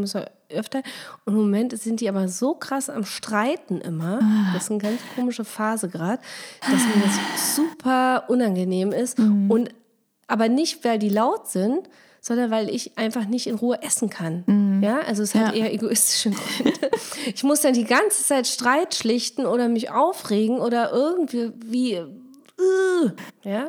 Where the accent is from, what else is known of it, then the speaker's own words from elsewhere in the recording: Germany; man wurde sofort als Deutsche geoutet